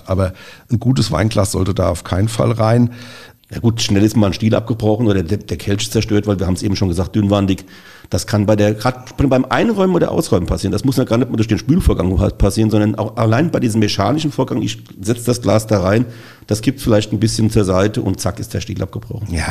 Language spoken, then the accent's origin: German; Mainz, Rhineland-Palatinate, Germany; Also als Mainzer müssen wir natürlich vorrangig erstmal.